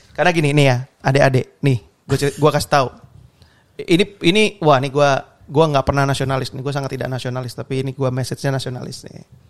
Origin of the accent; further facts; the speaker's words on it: Surabaya, East Java, Indonesia; gue orang Surabaya